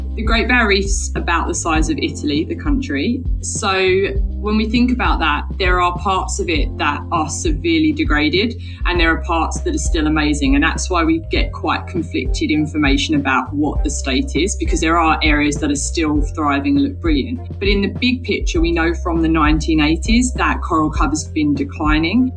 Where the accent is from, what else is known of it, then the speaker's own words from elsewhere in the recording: Essex, East of England, United Kingdom; I grew up in Essex, England